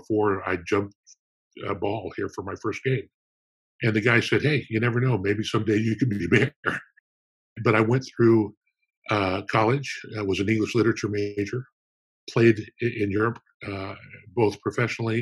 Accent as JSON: {"language": "English", "town": "Downey", "region": "California", "country": "United States", "tie": "born or raised there", "said": "I was born in Downey, California, which is kind of a suburb of Los Angeles"}